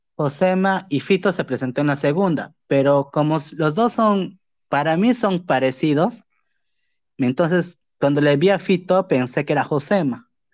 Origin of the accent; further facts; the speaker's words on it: Pucallpa, Ucayali, Peru; yo soy de Pucallpa